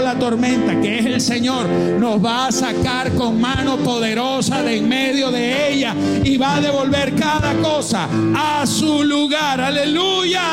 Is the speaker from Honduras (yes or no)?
no; Venezuela; pensaba en Venezuela, pensaba en mi país